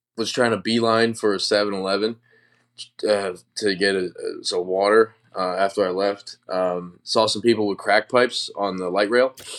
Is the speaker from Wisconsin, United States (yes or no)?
yes; Wisconsin, United States; I'm from Wisconsin